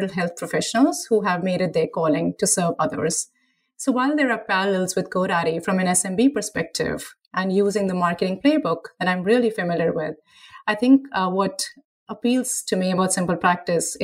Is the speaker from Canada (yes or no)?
no; India; now in United States; growing up in India